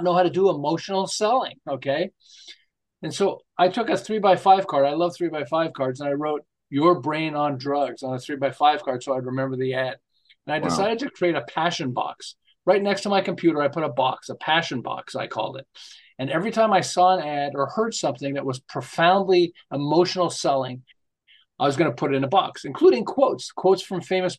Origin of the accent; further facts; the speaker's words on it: Montreal, Quebec, Canada; moved away as an adult; now in Southern California, United States; I'm originally from Montreal. I live in Southern California now. We've lived here for 37 years.